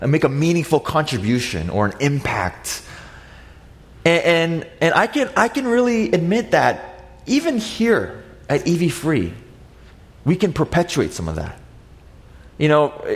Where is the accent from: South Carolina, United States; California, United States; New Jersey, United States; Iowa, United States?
California, United States; San Diego; I grew up in North County, San Diego